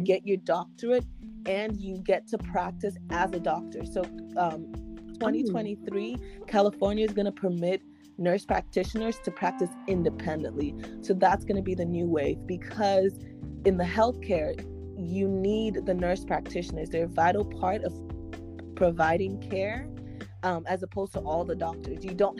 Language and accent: English; Nigeria; English is a second language; as a Nigerian who they're like, you must get best of your class. No, as someone who was reared like